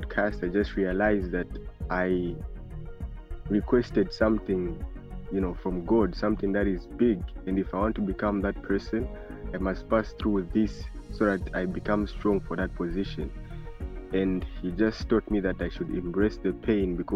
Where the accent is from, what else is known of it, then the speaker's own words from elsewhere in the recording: Lusaka, Lusaka Province, Zambia; I'm from Lusaka, Zambia.